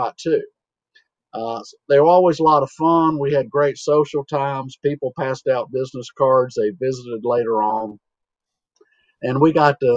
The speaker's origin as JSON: {"language": "English", "area": "Iredell County", "region": "North Carolina", "country": "United States", "tie": "born or raised there", "said": "from Western North Carolina, Iredell County in the Piedmont, 1,000 feet elevation. Grew up on the family farm and still have part of it that I live on"}